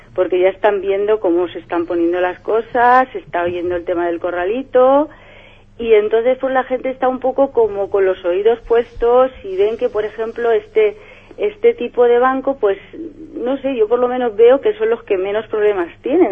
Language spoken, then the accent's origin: Spanish; Valencia, Valencian Community, Spain; yo soy de Benimaclet